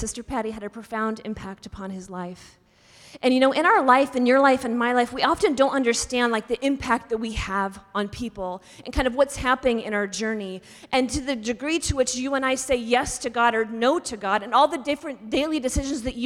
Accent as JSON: {"language": "English", "region": "Pacific Northwest", "country": "United States", "tie": "born or raised there", "also_born_or_lived": "Seattle, Washington / Texas", "said": "I grew up in the Pacific Northwest"}